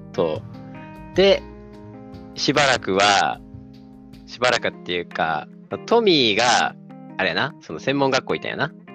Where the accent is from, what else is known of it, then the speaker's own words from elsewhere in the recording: Tokushima, Japan; moved away as an adult; now in Tokyo, Japan; 出身が徳島です。で今住んでるのが、えー、東京、上京しています